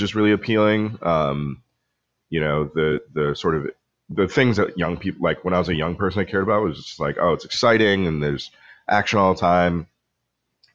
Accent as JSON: {"language": "English", "town": "Pepperell", "region": "Massachusetts", "country": "United States", "tie": "born or raised there", "also_born_or_lived": "Colombia", "said": "I grew up predominantly on the North Shore of Massachusetts up in a little town called Pepperell"}